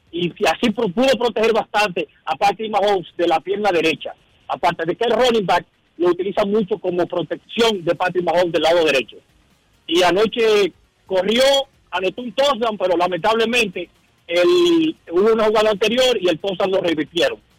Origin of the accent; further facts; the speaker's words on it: Dominican Republic; now in New Jersey, United States; yo como dominicano